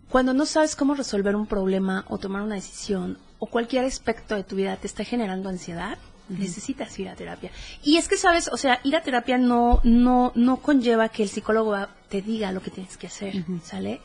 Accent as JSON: {"language": "Spanish", "region": "Chiapas", "country": "Mexico", "moved": "yes", "lives_now": "Oaxaca, Mexico", "said": "yo soy chiapaneca, soy coneja. Eh, vivo actualmente en el estado de Oaxaca"}